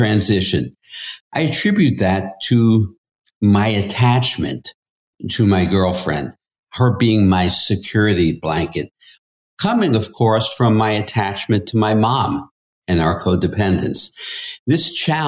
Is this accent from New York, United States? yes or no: yes; New York City, New York, United States; I grew up in Queens in the 1950s.